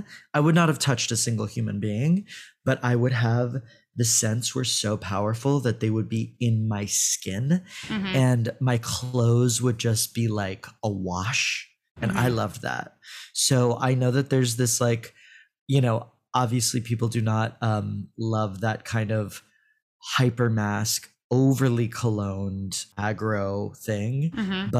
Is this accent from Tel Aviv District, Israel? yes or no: yes; Tel Aviv, Tel Aviv District, Israel; Like, I was born in Tel Aviv, and I spent a lot of my youth there and a lot of my summers there.